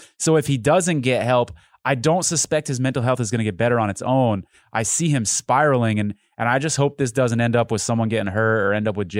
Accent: Connecticut, United States; So I grew up in Connecticut, big Boston Red Sox fan.

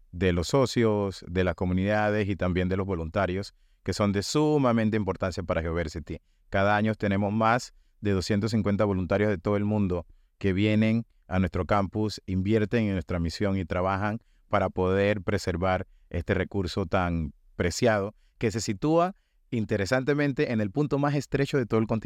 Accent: Panama; el mensaje principal que nosotros como panameños tenemos que internalizar es un mensaje que se escucha muchísimo ahorita en cuanto a las protestas de la minería y es que el oro de Panamá es verde.

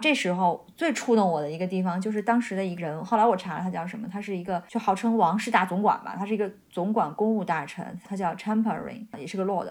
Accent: China; now in United Kingdom; 我们中国人

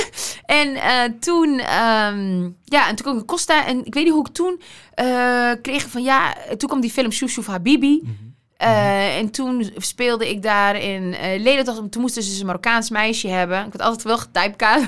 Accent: Veenendaal, Utrecht, Netherlands; ik kwam uit Veenendaal.

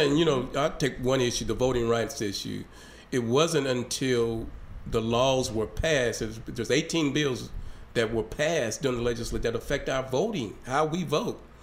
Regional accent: Hope, Arkansas, United States; my hometown down in down in Hope

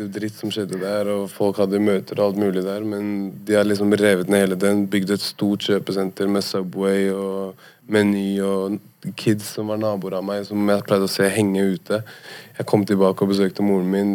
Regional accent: Oslo, Norway; vi er fra Holmlia

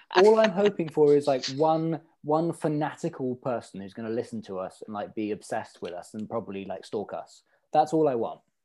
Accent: Stavanger, Rogaland, Norway; moved away as an adult; also born or lived in London; now in Brighton, United Kingdom; I was born in Stavanger, and then we moved to London uh, when I was like one, and I was lived there for like three years, and then uh, we moved back again to Stavanger, and then I moved to Brighton when I was 21 ish.

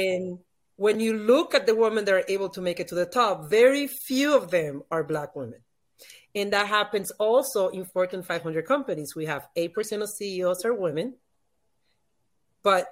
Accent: Dominican Republic; first language Spanish; English is a second language; now in Miami, United States; I'm from the Dominican Republic

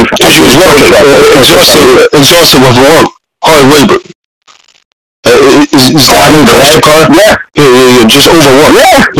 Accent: Massachusetts, United States; I'm from Massachusetts. This car's from Massachusetts.

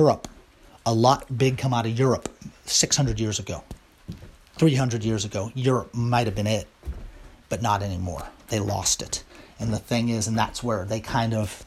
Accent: Virginia, United States; now in Ohio, United States; I'm from Virginia

